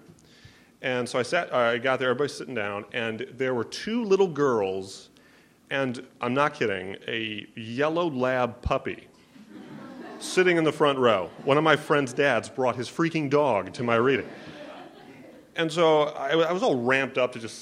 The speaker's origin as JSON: {"language": "English", "town": "Omaha", "region": "Nebraska", "country": "United States", "said": "Speaking of Omaha, that's where I'm from. I'm from the Midwest."}